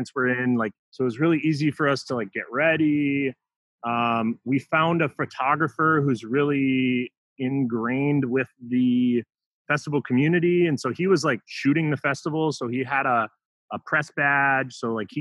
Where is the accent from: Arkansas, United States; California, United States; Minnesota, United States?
Minnesota, United States; I'm from Minnesota.